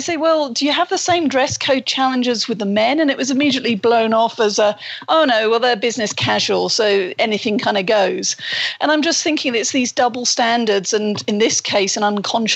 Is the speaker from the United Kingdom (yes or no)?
yes; United Kingdom